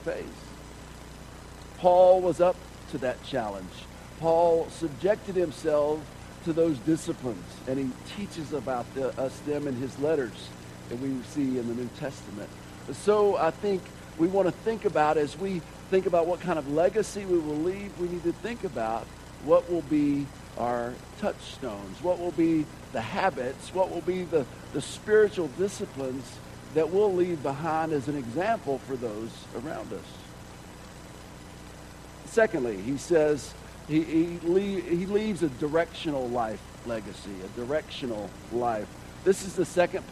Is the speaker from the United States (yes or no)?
yes; Georgia, United States; Growing up in Georgia